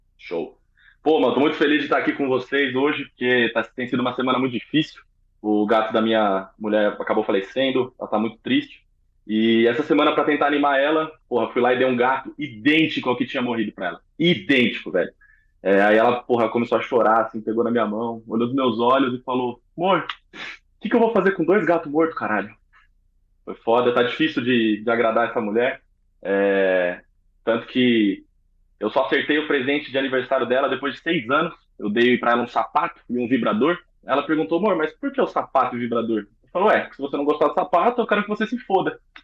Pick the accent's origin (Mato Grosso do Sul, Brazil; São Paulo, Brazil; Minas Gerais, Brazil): São Paulo, Brazil; Sou de São Paulo.